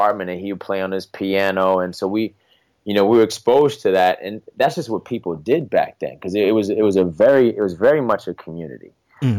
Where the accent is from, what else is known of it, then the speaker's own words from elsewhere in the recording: New York City, New York, United States; also born or lived in Buffalo, New York; I'm from Brooklyn, New York, and I grew up in pre-gentrified Fort Greene and then Flatbush in the 80s and 90s.